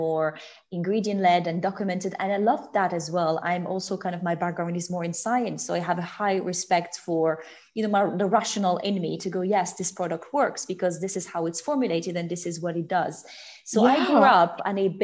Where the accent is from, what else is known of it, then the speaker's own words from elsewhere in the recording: Morocco; moved away as an adult; also born or lived in Paris / London; I grew up in Morocco. I was there until I was 17